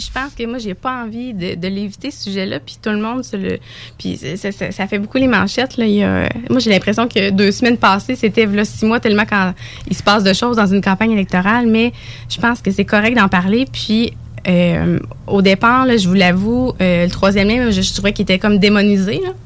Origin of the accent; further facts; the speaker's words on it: Bellechasse, Quebec, Canada; accent: Bellechasse; je suis originaire de Bellechasse.